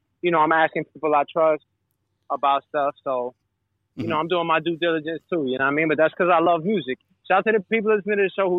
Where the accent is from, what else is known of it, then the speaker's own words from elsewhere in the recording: New York City, New York, United States; I grew up in New York City in the 80s